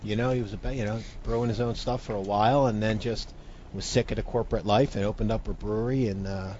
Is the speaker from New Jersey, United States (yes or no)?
yes; Runnemede, New Jersey, United States; The guy we grew up with in Runnymede